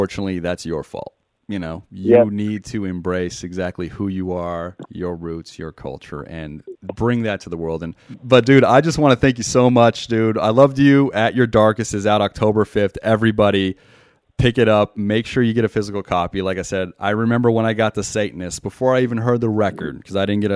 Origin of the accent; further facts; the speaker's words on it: Las Vegas, Nevada, United States; also born or lived in Montenegro; I grew up out here